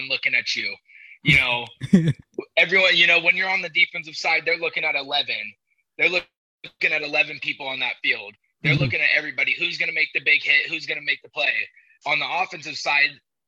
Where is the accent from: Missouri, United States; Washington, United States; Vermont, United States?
Washington, United States; Puyallup; back in my hometown of Puyallup, Washington